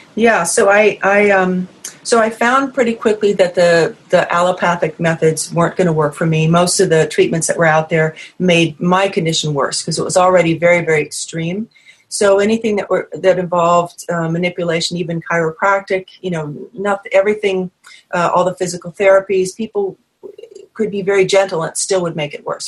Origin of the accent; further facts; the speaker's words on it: New England, United States; moved away; I'm from New England originally.